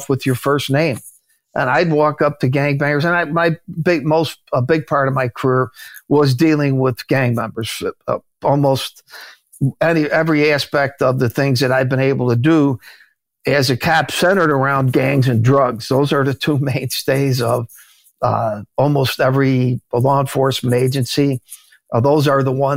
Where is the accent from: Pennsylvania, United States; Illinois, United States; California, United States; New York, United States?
Illinois, United States; Chicago; in my neighborhood where I grew up in Chicago